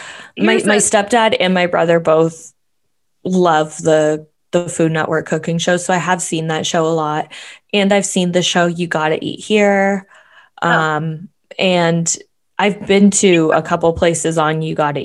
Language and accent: English; Canada; as a Canadian